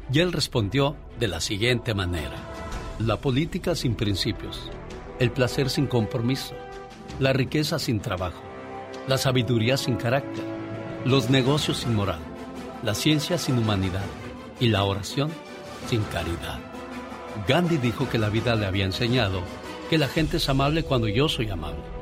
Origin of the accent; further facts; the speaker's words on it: Angamacutiro, Michoacán, Mexico; moved away; Un día salí de Angamacutiro, Michoacán, pero Angamacutiro, Michoacán nunca salió de mí.